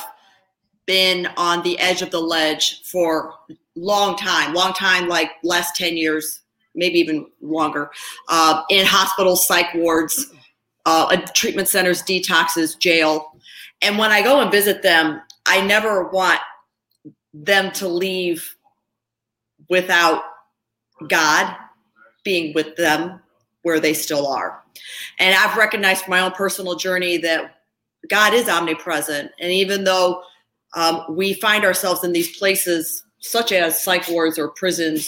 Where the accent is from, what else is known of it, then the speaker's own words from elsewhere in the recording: outside of Chicago, Illinois, United States; also born or lived in Ohio; I was born in Ohio, and I was raised outside of Chicago.